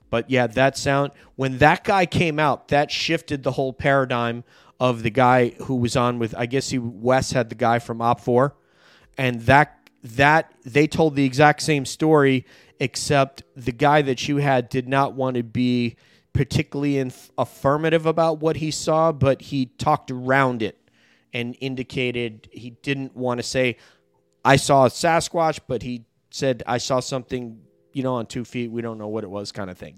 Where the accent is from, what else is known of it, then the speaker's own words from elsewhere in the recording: New York, United States; my home state